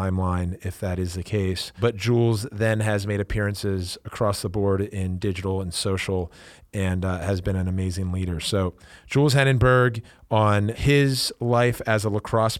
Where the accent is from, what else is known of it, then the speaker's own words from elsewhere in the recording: East Coast, United States; We grew up on the East Coast